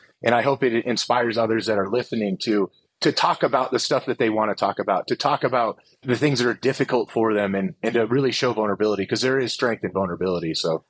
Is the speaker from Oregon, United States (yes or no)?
yes; Portland, Oregon, United States; And I'm originally a West Coaster. I'm from Portland, Oregon. I grew up in a household that is very loving, but there was a lot of alcohol involved in it